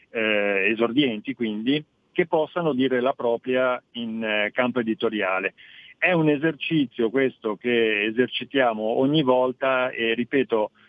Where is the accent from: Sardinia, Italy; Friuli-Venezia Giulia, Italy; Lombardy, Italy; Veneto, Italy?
Friuli-Venezia Giulia, Italy; da lontano vengo dal Friuli, ho respirato